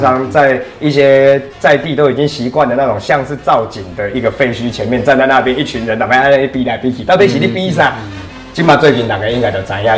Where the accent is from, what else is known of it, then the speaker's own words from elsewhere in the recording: Taiwan; 我们台湾人带小孩很辛苦